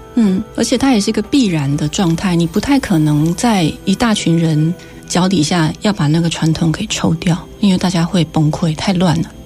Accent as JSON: {"language": "Chinese", "town": "Tainan", "country": "Taiwan", "tie": "born or raised there", "first_language": "Taiwanese Hokkien", "second_language": "Chinese", "moved": "as an adult", "lives_now": "Taipei, Taiwan", "said": "但我在台南长大的呀，而且我是台南养大的"}